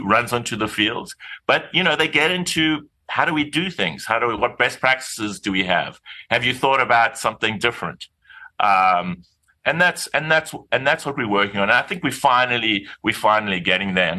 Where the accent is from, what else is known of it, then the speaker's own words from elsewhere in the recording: South Africa; now in New York, United States; I am South African. I am from Mamsen Toady.